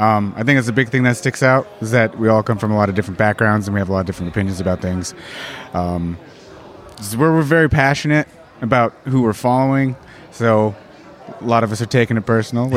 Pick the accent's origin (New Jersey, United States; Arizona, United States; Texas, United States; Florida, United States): Arizona, United States; Cochise County; We are both from Cochise County, Arizona.